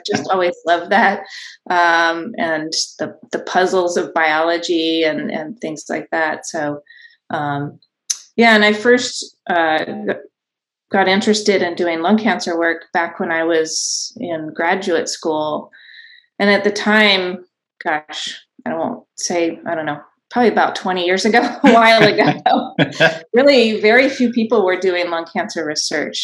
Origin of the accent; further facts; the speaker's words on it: Los Alamos, New Mexico, United States; moved away as an adult; also born or lived in California / Bay Area; now in Nashville, United States; I grew up in New Mexico in Los Alamos, sort of an unusual town to grow up